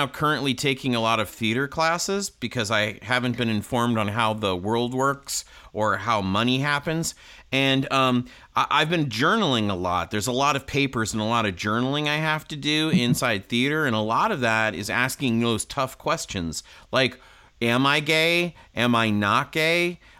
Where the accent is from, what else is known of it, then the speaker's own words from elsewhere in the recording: Connecticut, United States; I'm from Connecticut. I wouldn't know.